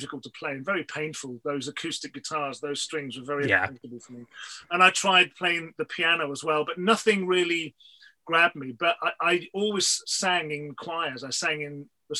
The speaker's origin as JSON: {"language": "English", "town": "Wolverhampton", "region": "West Midlands", "country": "United Kingdom", "tie": "born or raised there", "moved": "yes", "lives_now": "London, United Kingdom", "said": "My hometown is a place called Wolverhampton, which is it's in the West Midlands."}